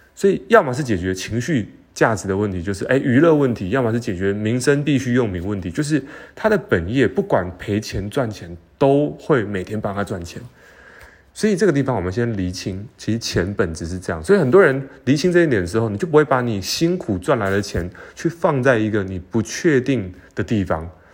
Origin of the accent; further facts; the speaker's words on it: Taiwan; 我们台湾人